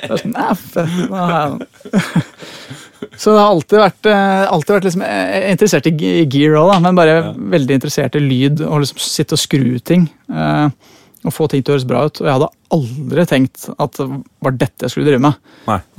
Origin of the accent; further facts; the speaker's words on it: Oslo, Norway; jeg eh, kommer fra Høybråten. Ja. Født og oppvokst. Det er jo akkurat innafor Oslo.